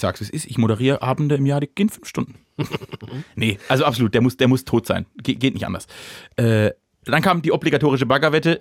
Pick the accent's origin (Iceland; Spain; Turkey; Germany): Germany; dann bin ich Deutscher genug